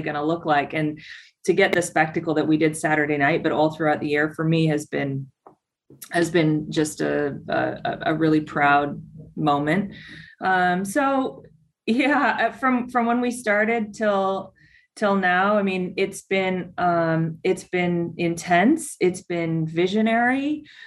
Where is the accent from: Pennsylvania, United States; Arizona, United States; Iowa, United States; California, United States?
Arizona, United States; Tucson; I got to know it through my local team in Tucson, mm-hmm. FC Tucson. It's my hometown